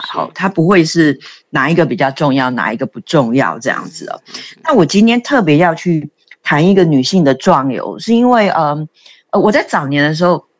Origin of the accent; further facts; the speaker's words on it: Taiwan; 我们台湾人可能就是不好意思嘛